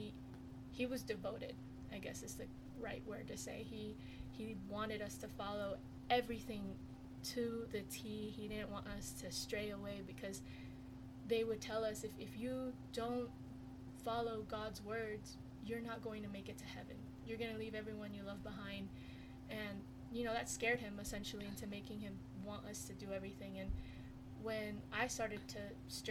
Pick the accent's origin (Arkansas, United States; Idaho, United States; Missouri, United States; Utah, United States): Utah, United States; West Jordan; now in Herriman, United States; grew up in West Jordan my whole life